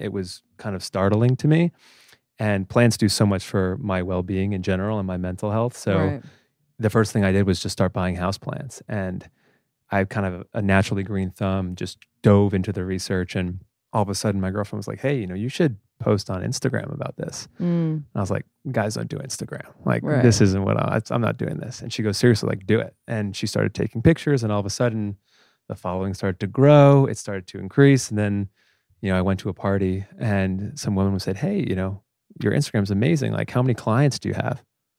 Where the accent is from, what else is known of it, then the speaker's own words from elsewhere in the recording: White Plains, New York, United States; now in New York City, United States; I'm a New Yorker, but just north, I guess you'd call it upstate, from Westchester. Born and raised in White Plains, New York.